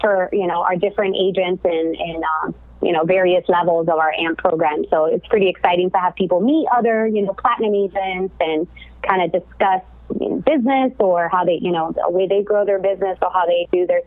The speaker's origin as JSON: {"language": "English", "town": "Miami", "region": "Florida", "country": "United States", "moved": "yes", "lives_now": "California, United States", "said": "I'm, like you mentioned, originally from Miami, as a lot of you may know, or maybe can tell from my accent. But I currently live in California"}